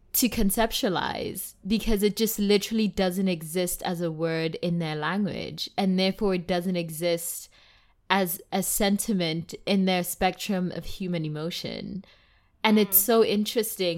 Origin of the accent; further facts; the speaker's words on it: South Africa; first language Tswana; English is a second language; as a South African, And, like, in South Africa, we have eleven different languages